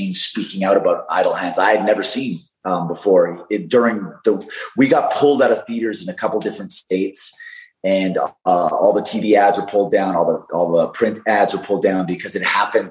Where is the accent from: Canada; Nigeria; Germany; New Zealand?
Canada; I'm from Canada